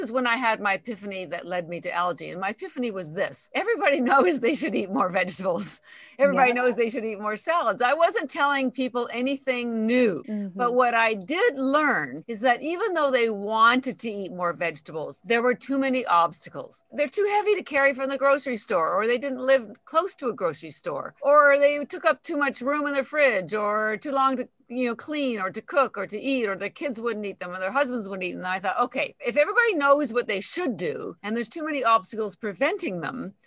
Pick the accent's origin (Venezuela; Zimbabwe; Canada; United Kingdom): Canada; moved away as an adult; now in Boston, United States; I'm actually Canadian, but I have lived in Boston for 33 years, a long time